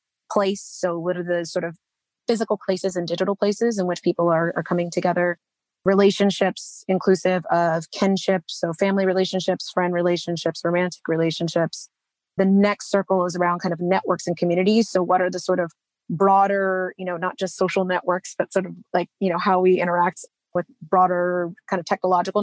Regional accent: Texas, United States; moved away as an adult; I grew up in Texas, but didn't really feel like I was from there.

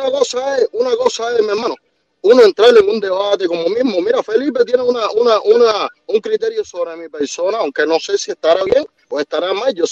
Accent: Cuba; Mira, mi hermano, nosotros somos cubanos y a nosotros eh, lo, lo más que nos enseñaron fue a decir pionero por el comunismo

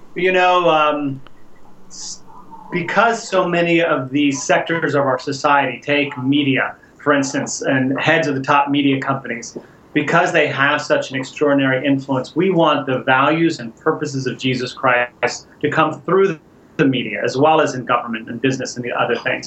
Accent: Houston, Texas, United States; moved away as an adult; I grew up in Houston, Texas

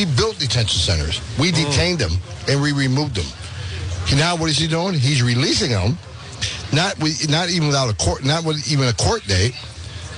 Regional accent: near Fort Drum, Upstate New York, United States; Upstate New York

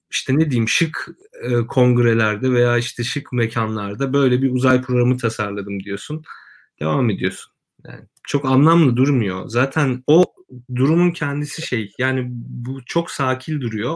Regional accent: Kırıkkale, Turkey; ben Kırıkkale'liyim

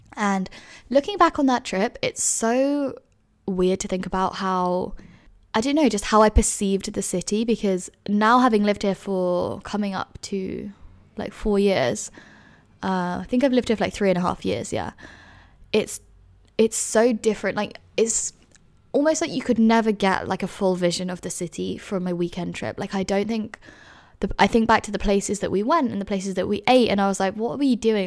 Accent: London, United Kingdom; moved away as an adult; now in Edinburgh, United Kingdom; I grew up in London.

